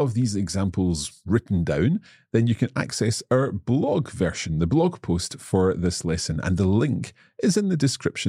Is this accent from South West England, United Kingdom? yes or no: no; Scotland, United Kingdom; I am indeed from Scotland